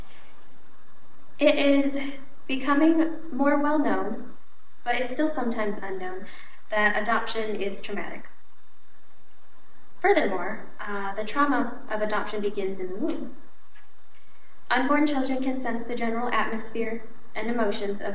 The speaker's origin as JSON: {"language": "English", "region": "Wisconsin", "country": "United States", "tie": "born or raised there", "also_born_or_lived": "Bangkok, Thailand", "moved": "as an adult", "lives_now": "Ohio, United States", "said": "My adoptive family lives in Wisconsin, and I lived there for about 17 years"}